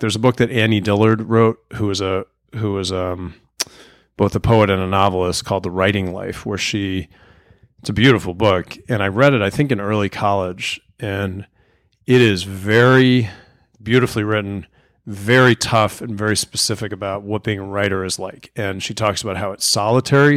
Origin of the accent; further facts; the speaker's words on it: Arlington, Virginia, United States; now in Charlottesville, United States; I grew up in Arlington, Virginia